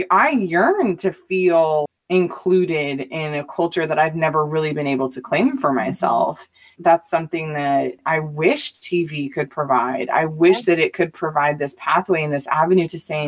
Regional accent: Mesa, Arizona, United States; also born or lived in Southern California; I grew up in Mesa, Arizona and in Southern California

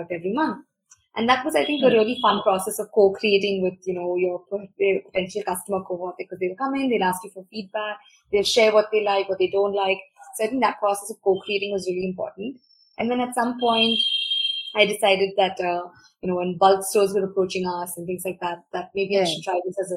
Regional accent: Bangalore, Karnataka, India; I grew up in Bangalore.

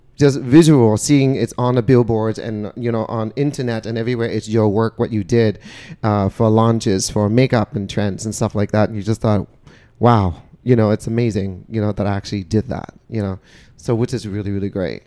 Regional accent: Vietnam; moved away; I was born and raised in Vietnam

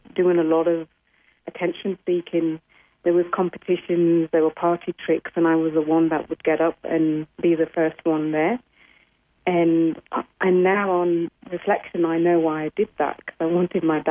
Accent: England, United Kingdom; also born or lived in India; I was born in India, and at the age of 5, we headed to England

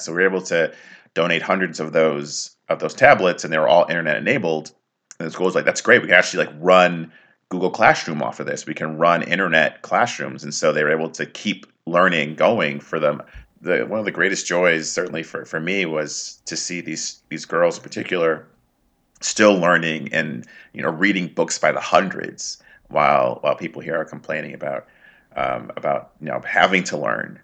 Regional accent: United States; I was born and raised here in the U.S.

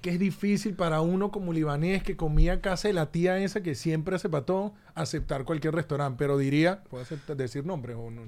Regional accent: Caracas, Capital District, Venezuela; now in United States; Caracas, nací en Caracas

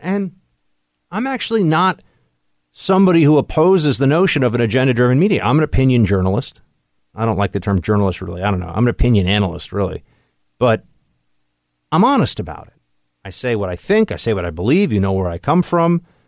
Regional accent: New York City, New York, United States; here in New York City, here in my hometown

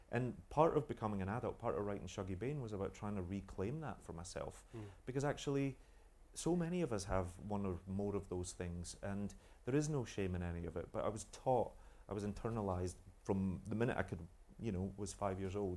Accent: United Kingdom; being British

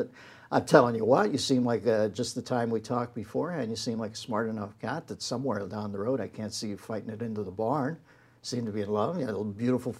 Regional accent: Pittsburgh, Pennsylvania, United States; I grew up in Pittsburgh.

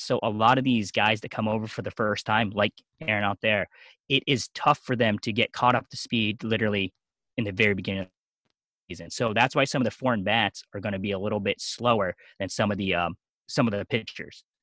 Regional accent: Lancaster County, eastern Pennsylvania, United States; also born or lived in South Korea; So I grew up most of my time in eastern Pennsylvania, Lancaster County, the Amish.

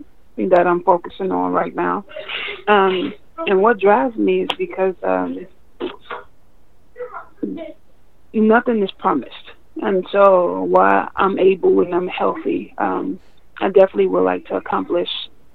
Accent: Miami, Florida, United States; moved away as an adult; also born or lived in Louisiana; now in Minnesota, United States; I'm Floridian

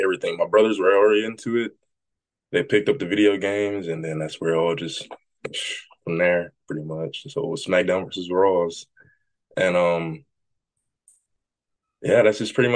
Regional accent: Jackson, Tennessee, United States; I'm from Jackson, Tennessee

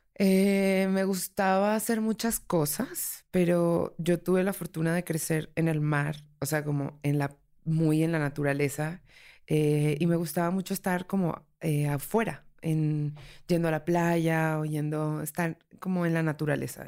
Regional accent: Colombia; now in Mexico City, Mexico; soy una habitante de la Ciudad de México. Soy colombiana de nacimiento

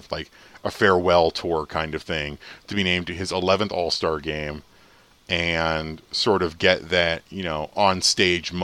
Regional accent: United States; as an American

